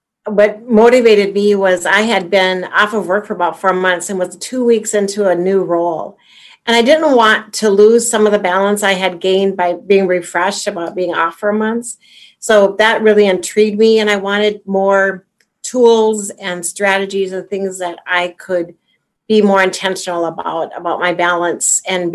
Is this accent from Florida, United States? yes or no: no; North Dakota, United States; also born or lived in Minnesota; I am from North Dakota. I've lived in the Midwest and currently work in Minnesota.